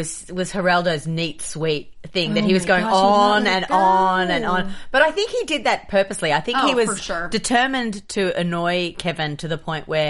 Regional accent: Australia; moved away; I'm an Aussie

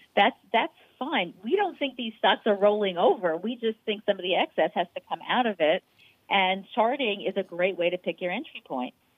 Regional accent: New York, United States; I'm a New Yorker

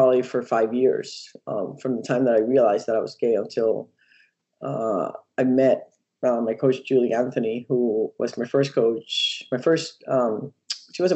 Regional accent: Puerto Rico; moved away; I grew up in Puerto Rico

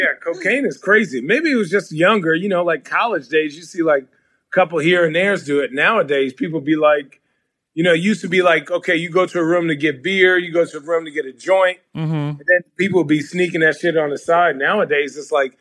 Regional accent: Phoenix, Arizona, United States; moved away as an adult; also born or lived in New York City, New York; now in Portland, United States; I grew up in Arizona. I'm originally from New York

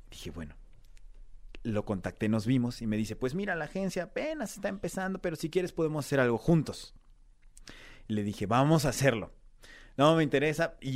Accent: Mexico; si yo les decía vengo de México, uy, secuestros, uy, mafia, uy, drogas, uy, delincuencia, uy, todo lo malo.

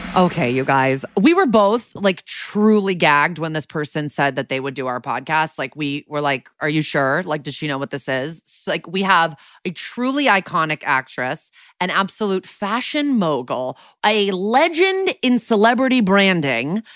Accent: Connecticut, United States; moved away as an adult; also born or lived in New York City; now in Los Angeles, United States; I've been in L A for six years after eleven in New York City and then growing up in Connecticut

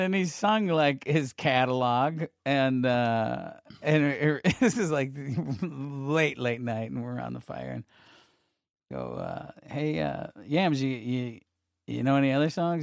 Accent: Syracuse, New York, United States; I grew up in Syracuse, New York

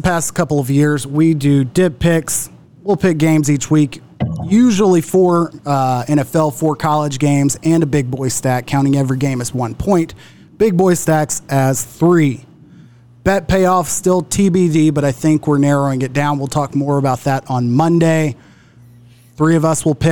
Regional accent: Duncanville, Texas, United States; I'm from Duncanville Rough, where head coach Reggie Samples

